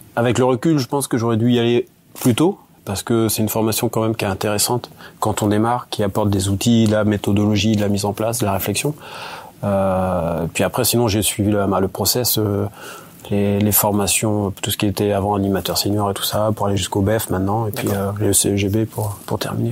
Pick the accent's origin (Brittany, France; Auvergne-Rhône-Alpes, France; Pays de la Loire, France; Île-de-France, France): Brittany, France; Plancoët; je suis originaire donc de Planquette, c'est pas loin